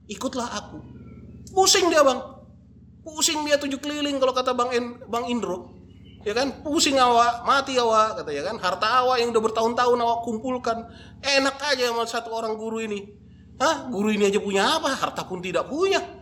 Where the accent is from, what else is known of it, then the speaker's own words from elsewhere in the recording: North Sumatra, Indonesia; Kalau saya orang Batak nih bang, namanya mangkoli mudar.